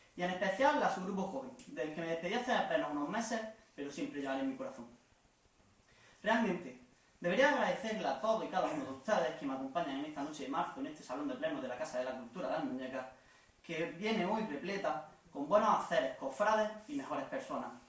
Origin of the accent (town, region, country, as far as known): Almuñécar, Andalusia, Spain